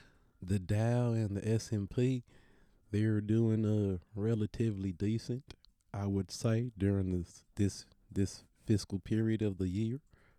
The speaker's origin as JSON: {"language": "English", "region": "New York", "country": "United States", "tie": "born there", "said": "Maybe I was born in New York by accident, and I was supposed to be from Tennessee."}